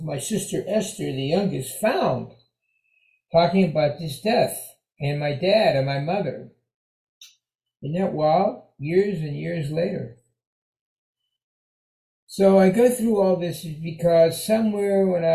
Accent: Pittsburgh, Pennsylvania, United States; I'm from Pittsburgh.

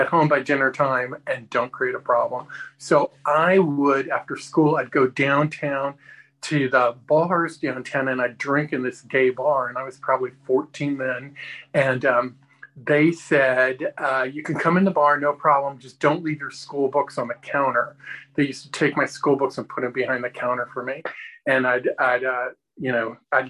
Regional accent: Tampa, Florida, United States; also born or lived in California; we moved from California to this town in Florida that had one stoplight in it. And it was devastating for me as a 13-year-old kid

